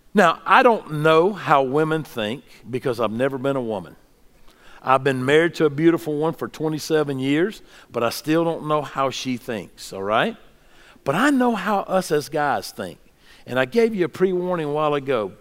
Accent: the South, United States; what I grew up with in the South

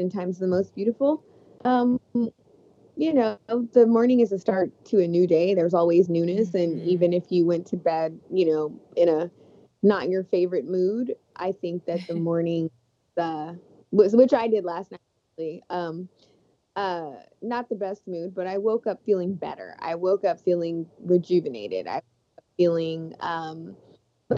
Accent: Las Vegas, Texas, United States; I grew up in Texas in the 90s, and also Las Vegas

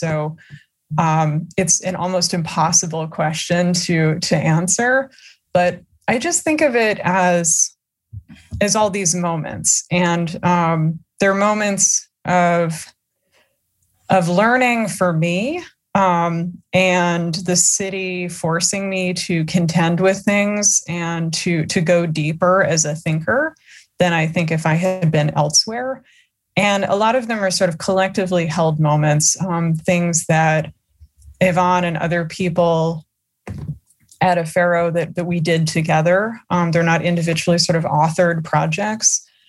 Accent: New Jersey, United States; I am from Jersey

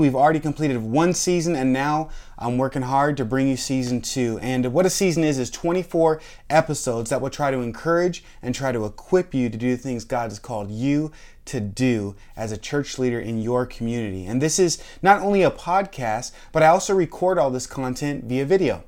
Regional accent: Washington, United States; now in Florida, United States; I grew up in Washington State, and we had Mount Rainier

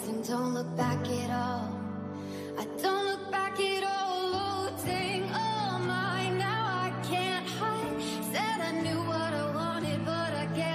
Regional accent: Zanesville, Ohio, United States; I'm from Zanesville, Ohio

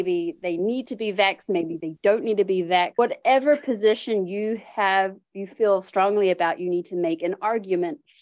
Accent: New Zealand; moved away as an adult; now in United States; I was born and raised in New Zealand. I now live in the USA, but I've been here for 6 years.

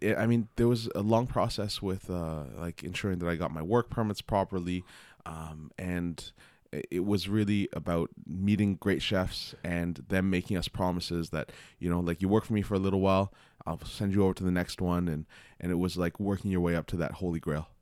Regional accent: Toronto, Ontario, Canada; I grew up in Scarborough. So, it's like, uh, I was always close to Toronto

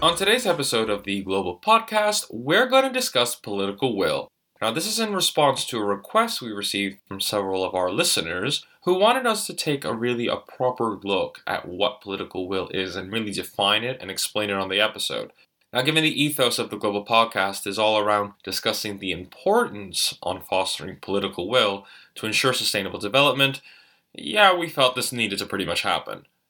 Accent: New York, United States; I'm a New Yorker.

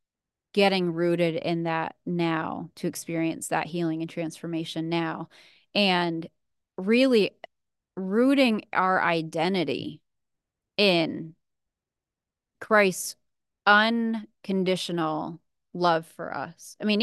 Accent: New England, United States; So I'm from New England originally, and so I love snow. I love the winter.

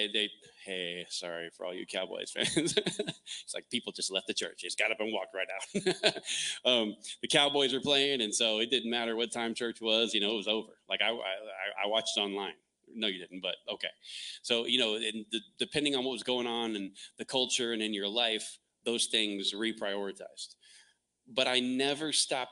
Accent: the South, United States; moved away; also born or lived in Texas; I grew up in the South

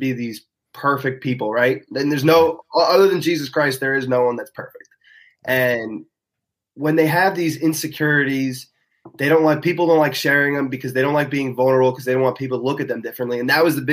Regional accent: Long Island, New York, United States; moved away as an adult; now in Maryland, United States; I said I was from Long Island

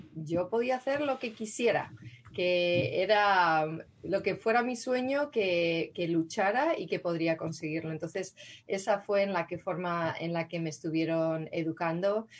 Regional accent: Madrid, Community of Madrid, Spain; moved away as an adult; now in San Rafael, United States; crecí en Madrid, yo nací en Madrid

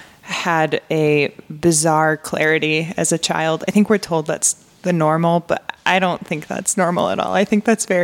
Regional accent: Michigan, United States; moved away as an adult; now in Portland, United States; I'm from Michigan, the Midwest.

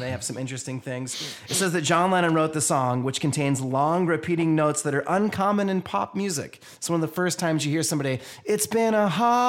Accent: Columbus, Georgia, United States; So my brothers and I grew up in Columbus at Fort Benning

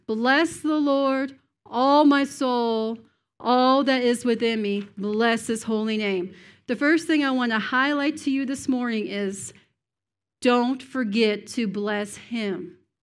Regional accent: Cape Breton Island, Nova Scotia, Canada; moved away as an adult; now in United States; I'm from Cape Breton Island, which is north and east of Maine

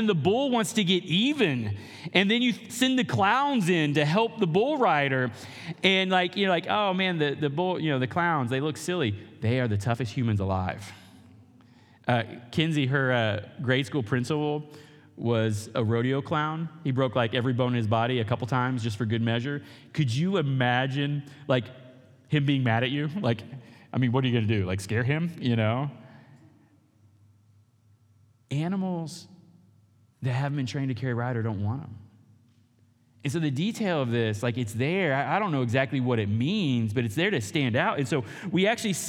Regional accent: Oklahoma, United States; I grew up in Oklahoma

